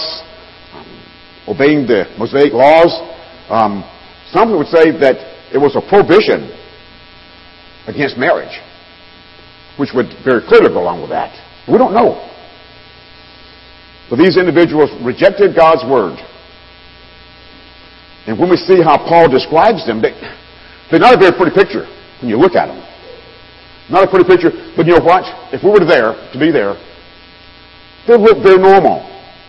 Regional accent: the South, United States; Being a Southerner

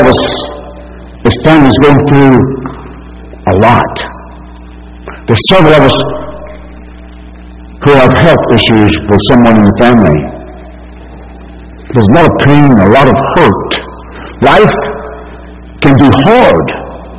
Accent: Alabama, United States; as a non-believer growing up in Alabama

